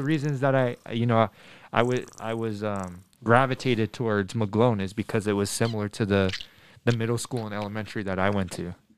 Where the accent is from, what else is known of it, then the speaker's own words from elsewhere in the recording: Denver, Colorado, United States; I'm from Denver. I was born and raised in Denver